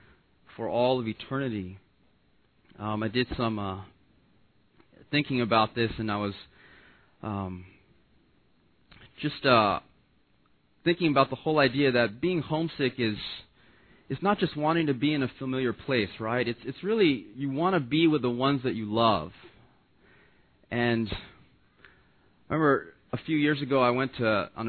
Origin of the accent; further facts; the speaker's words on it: Los Angeles, California, United States; I'm an L.A. boy. I was born and raised in Los Angeles